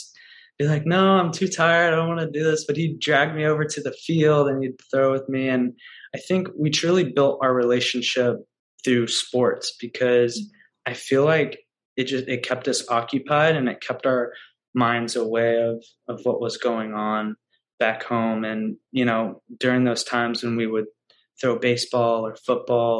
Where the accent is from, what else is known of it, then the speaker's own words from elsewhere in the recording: Louisville, Kentucky, United States; I grew up in Louisville, Kentucky